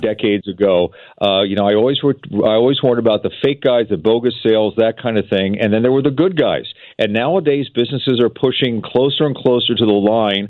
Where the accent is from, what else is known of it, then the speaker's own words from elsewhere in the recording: Philadelphia, Pennsylvania, United States; I grew up in Philadelphia